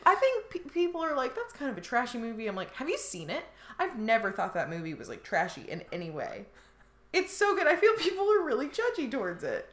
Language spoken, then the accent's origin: English; Indiana, United States; I grew up in Indiana where like there were tornadoes